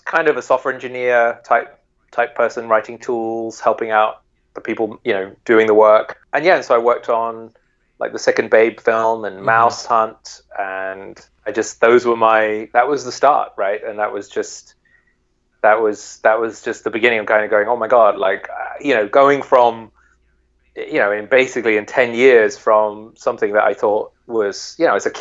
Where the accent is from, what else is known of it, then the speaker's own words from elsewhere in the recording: near Shepperton Studios, South East England, United Kingdom; I was a kid in England. I grew up near Shepperton Studios